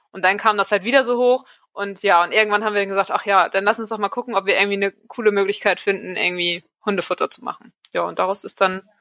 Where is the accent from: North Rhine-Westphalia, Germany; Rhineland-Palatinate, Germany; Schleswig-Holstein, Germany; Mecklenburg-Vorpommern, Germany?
Schleswig-Holstein, Germany; wir kennen uns schon seit der Schulzeit. Ähm, wir sind alle drei hier in Dithmarschen zur Schule gegangen.